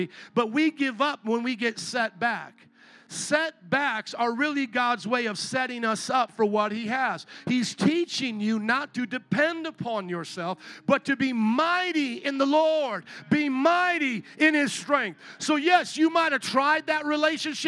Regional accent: Indiana, United States; I'm from Indiana

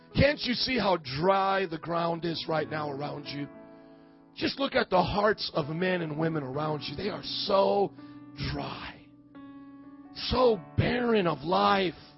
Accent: Fort Wayne, Indiana, United States; my hometown of Fort Wayne, Indiana

